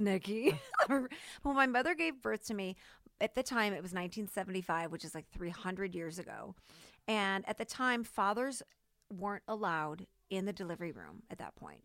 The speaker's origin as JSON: {"language": "English", "town": "St. Louis", "region": "Missouri", "country": "United States", "said": "Saint Louis, Missouri"}